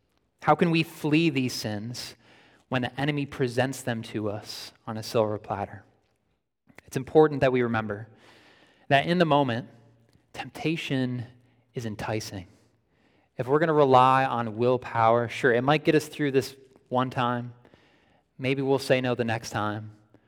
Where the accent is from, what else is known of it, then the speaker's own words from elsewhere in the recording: Buffalo, New York, United States; I grew up in the Buffalo, New York area, right near Niagara Falls.